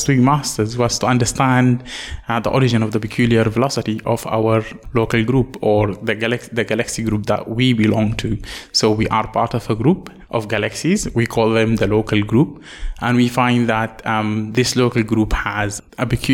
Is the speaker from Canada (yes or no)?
no; Northern Sudan, Sudan; moved away as an adult; also born or lived in South Africa; now in Australia; I am from Sudan, from northern Sudan.